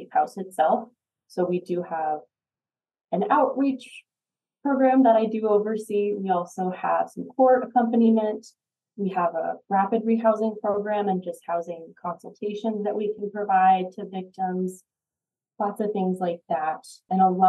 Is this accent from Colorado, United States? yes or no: yes; Boulder, Colorado, United States; I grew up in the Boulder area, so I've been here a long time